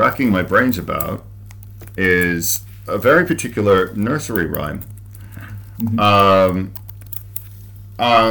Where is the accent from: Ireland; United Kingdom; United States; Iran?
Ireland; I write like an Irish person writing in English